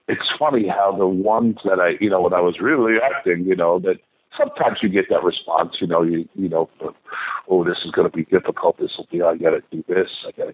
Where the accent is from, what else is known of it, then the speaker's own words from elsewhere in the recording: New York City, New York, United States; I'm from Flushing, Queens, Flushing, Jamaica area.